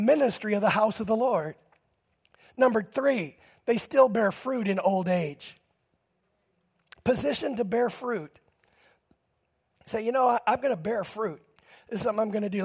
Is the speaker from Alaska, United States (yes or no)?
yes; Alaska, United States; from Alaska